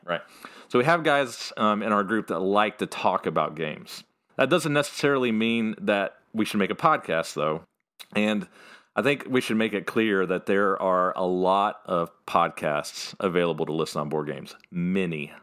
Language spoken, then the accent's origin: English; Fairview, North Carolina, United States; I was born and raised in a place called Fairview, North Carolina